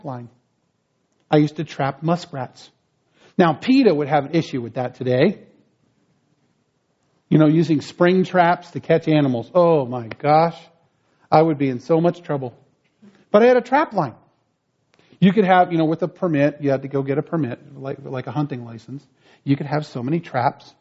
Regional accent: northwestern New Jersey, United States; moved away; When I was a kid growing up in New Jersey, I grew up in northwestern New Jersey

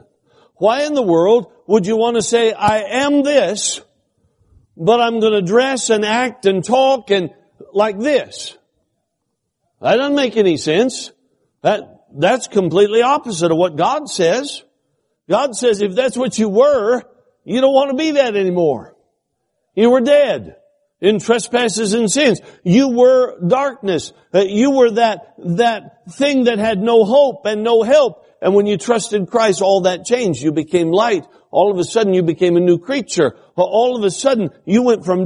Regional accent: Alaska, United States; I'm from Alaska. I spent all my life in Alaska

